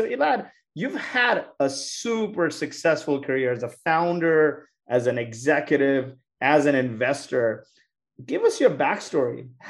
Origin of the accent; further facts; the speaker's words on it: Montreal, Quebec, Canada; now in San Francisco, United States; from Montreal. I'm tuning in from San Francisco.